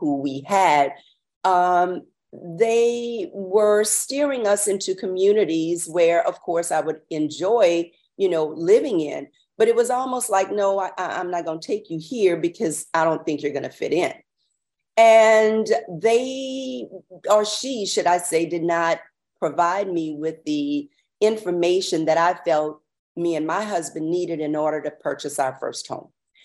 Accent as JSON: {"language": "English", "town": "New Roads", "region": "Louisiana", "country": "United States", "said": "I'm a small town girl. I am from New Roads, Louisiana"}